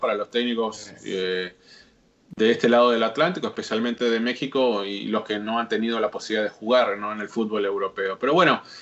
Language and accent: Spanish; Argentina; yo como argentino